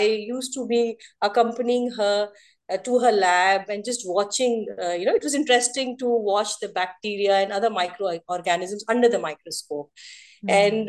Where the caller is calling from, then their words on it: Lucknow, Uttar Pradesh, India; I am joining from Lucknow, Uttar Pradesh. Currently, I'm settled in Lucknow.